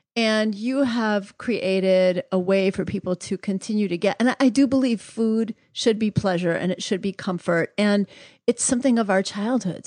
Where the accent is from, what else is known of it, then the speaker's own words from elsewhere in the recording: New York City, New York, United States; moved away; also born or lived in Atlanta, Georgia; I grew up in New York City